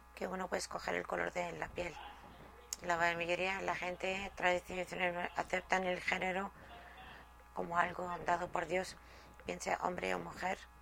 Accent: Mexico; en este momento en México, mi país.

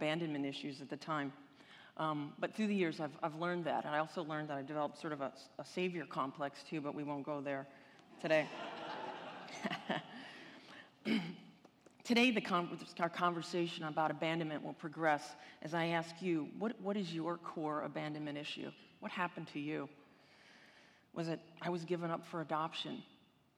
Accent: Cleveland, Ohio, United States; I grew up in Cleveland, Ohio, not exactly the vacation destination of the world, but it was a good place to grow up

